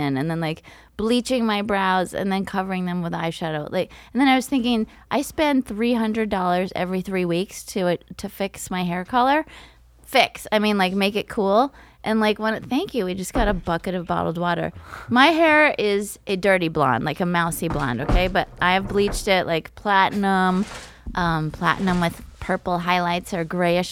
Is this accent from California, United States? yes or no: yes; Northern California, United States; moved away as an adult; now in New York City, United States; growing up in Northern California